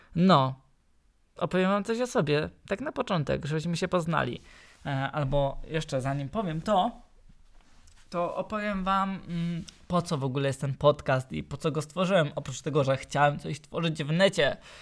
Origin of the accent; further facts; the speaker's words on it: Silesian Voivodeship, Poland; accent: Silesian; jestem Ślązakiem